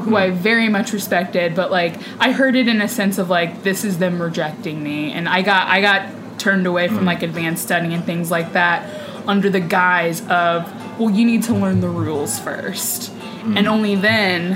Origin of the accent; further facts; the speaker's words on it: Indiana, United States; moved away as an adult; now in New York City, United States; I'm from Indiana